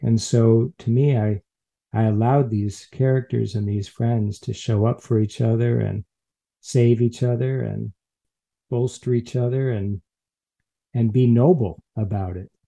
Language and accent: English; Chicago, Illinois, United States; now in San Francisco, United States; I'm from Chicago originally